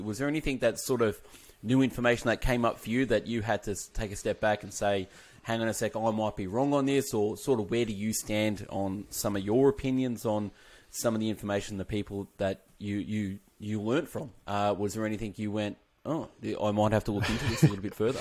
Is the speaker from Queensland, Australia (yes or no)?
no; Melbourne, Victoria, Australia; I'm from Melbourne, Australia